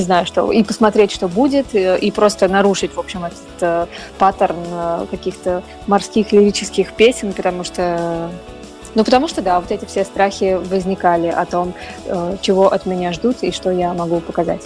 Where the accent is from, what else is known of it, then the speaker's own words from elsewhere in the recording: Volgograd, Volgograd Oblast, Russia; moved away; Волгоград, свой родной город